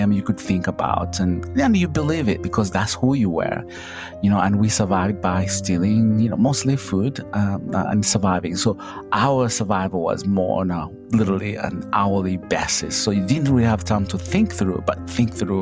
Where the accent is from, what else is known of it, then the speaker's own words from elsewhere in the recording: Kabale, Western Region, Uganda; now in Charlotte, United States; I come from Uganda in a small little village called Kabale, you know, at the border of Uganda, Rwanda, and Congo. I grew up poor